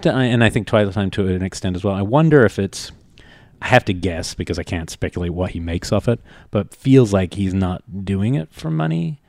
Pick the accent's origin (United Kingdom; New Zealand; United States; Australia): New Zealand; moved away; I grew up in New Zealand